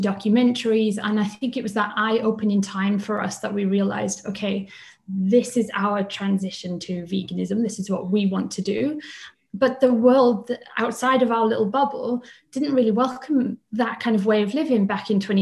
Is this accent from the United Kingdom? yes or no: yes; Swansea, Wales, United Kingdom; moved away as an adult; also born or lived in Cardiff / London; We are both from Wales